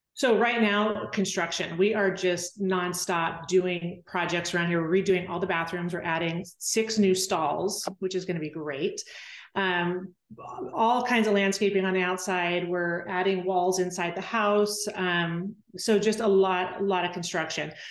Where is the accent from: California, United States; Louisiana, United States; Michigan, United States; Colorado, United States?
California, United States; Temecula; moved away as an adult; now in Weatherford, United States; I grew up in Temecula